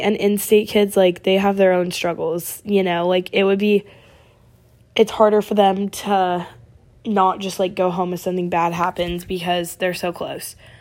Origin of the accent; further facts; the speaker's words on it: Oregon, United States; moved away as an adult; I'm from Oregon